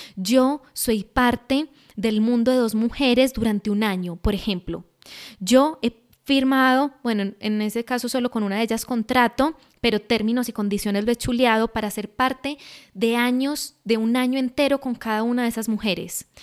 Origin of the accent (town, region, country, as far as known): Colombia